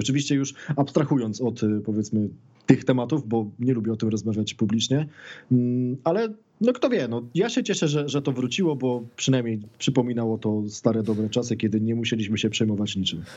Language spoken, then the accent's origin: Polish; Poland; jesteśmy z Polski